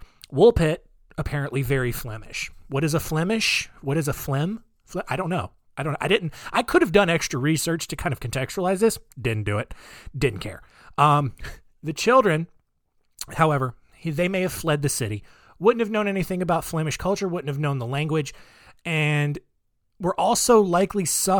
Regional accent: Australia; accent: Australian; It's like my wife pointed out that my British accent is just my Australian accent, which it's the same people.

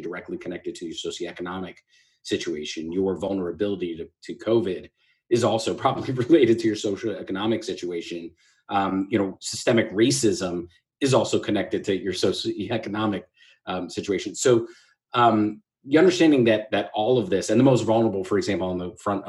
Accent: Manalapan, New Jersey, United States; also born or lived in Staten Island, New York; I grew up between Staten Island, New York, and a town called Manalapan, New Jersey, not far from the Jersey Shore

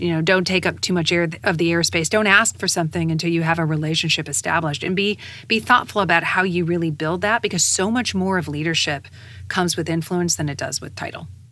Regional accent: United States; being an American and being an American woman

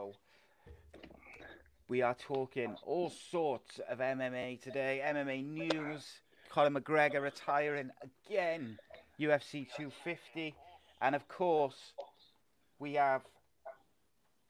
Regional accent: Wales, United Kingdom; as a Welshman myself

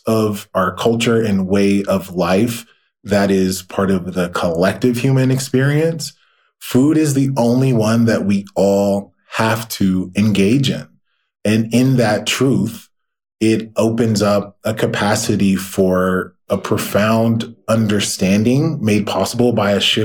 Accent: the South, United States; my experience as a Black man growing up in the South

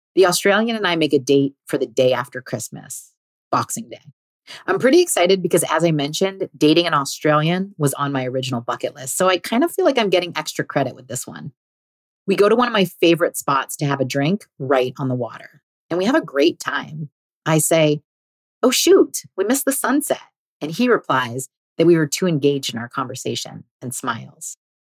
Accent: California, United States; I was also born here. Turns out we were both born at the same hospital, went to the same small private school from kindergarten to eighth grade, and the same high school

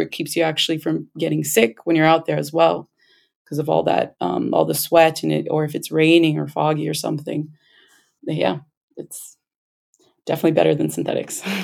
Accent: Los Angeles, California, United States; We are both born and raised in Los Angeles, California, but our parents are from Peru, the Andes part.

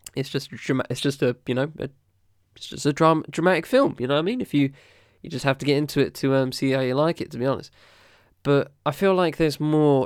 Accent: United Kingdom; as a British person

